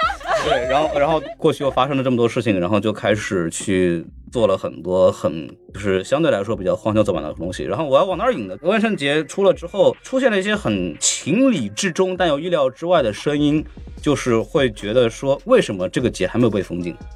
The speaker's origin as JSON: {"language": "Chinese", "region": "Shanghai", "country": "China", "tie": "born or raised there", "said": "我出生在上海嘛"}